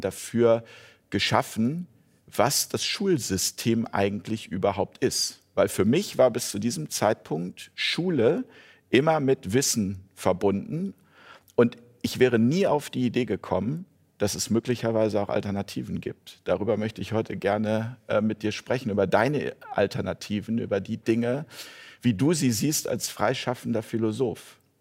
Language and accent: German; Hamburg, Germany; aus meiner Heimatstadt äh, Hamburg